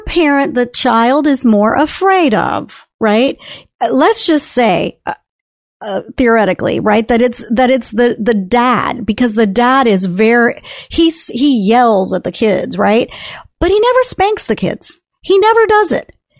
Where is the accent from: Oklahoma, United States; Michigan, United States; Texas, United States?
Texas, United States; also born or lived in California; I'm a Texan. I mean, I've been a Texan since the age of ten, so, and I'm fifty-eight